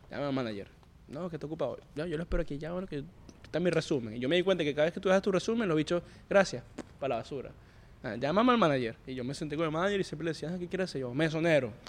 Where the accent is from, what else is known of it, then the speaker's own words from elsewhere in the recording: Venezuela; hermano, yo soy venezolano, hablo español y veo que ustedes todo lo que suben es en inglés